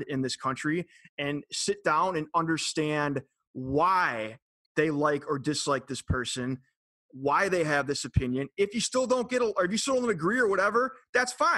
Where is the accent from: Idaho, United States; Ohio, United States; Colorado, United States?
Ohio, United States; Cleveland; moved away; born and raised in Cleveland